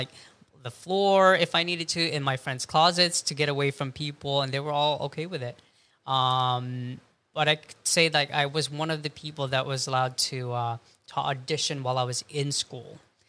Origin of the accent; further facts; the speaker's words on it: Philippines; ako. I'm Filipino.